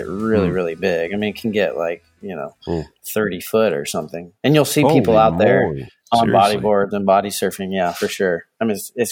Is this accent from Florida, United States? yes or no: yes; Central Florida, United States; moved away as an adult; now in California, United States; I grew up in Florida, Central Florida